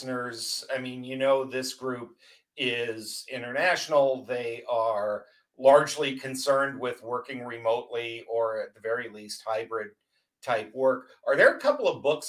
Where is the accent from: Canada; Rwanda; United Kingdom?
Canada; now in Las Vegas, United States; I'm a Canadian living in Las Vegas